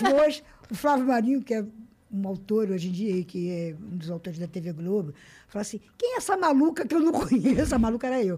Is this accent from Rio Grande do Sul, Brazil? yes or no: no; Rio de Janeiro, Brazil; accent: carioca; moved away as an adult; now in São Paulo, Brazil; nasci na Tijuca, no Rio de Janeiro